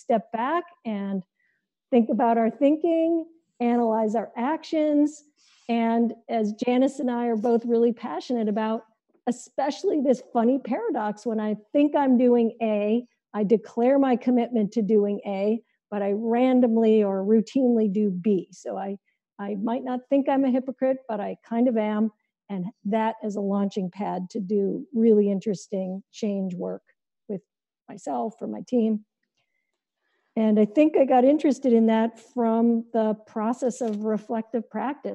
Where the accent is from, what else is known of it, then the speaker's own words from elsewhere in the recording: India; moved away; I grew up in India, as you may know, and one of the things my caretaker, my Aya, used to tell me